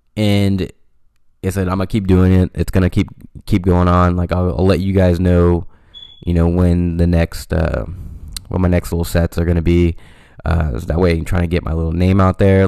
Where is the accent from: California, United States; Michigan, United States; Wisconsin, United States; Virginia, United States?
California, United States; Stockton; I'm from Stockton, California, and it is everybody knows everybody type of thing